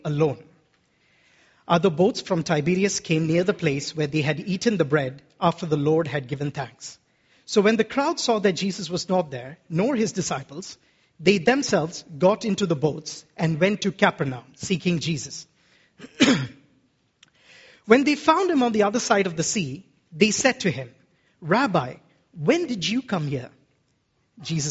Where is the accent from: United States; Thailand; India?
India; Kerala; As an Indian man from Kerala